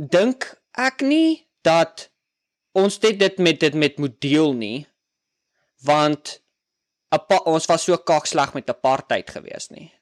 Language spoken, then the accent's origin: Afrikaans; South Africa; moved away as an adult; now in United States; ek is oorspronklik van Suid-Afrika